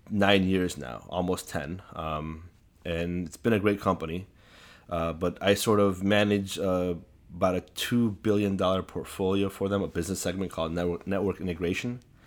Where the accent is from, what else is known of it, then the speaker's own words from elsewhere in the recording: Chicago, Illinois, United States; Actually, I was always within a community, within an Assyrian community. So I've never not been around Assyrians. You know, in the neighborhood I grew up